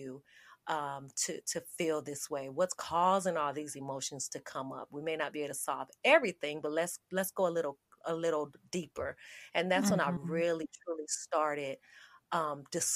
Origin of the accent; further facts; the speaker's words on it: Las Vegas, Nevada, United States; moved away as an adult; now in Charlotte, United States; I was born and raised in Las Vegas.